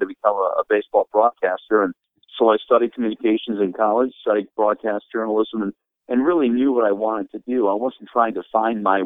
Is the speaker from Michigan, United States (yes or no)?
yes; Sterling Heights, Michigan, United States; also born or lived in Detroit, United States / Anaheim, United States; I grew up in Detroit, and actually was born in Detroit, but my family moved to Sterling Heights when I was in sixth grade, so I basically grew up in the Sterling Heights area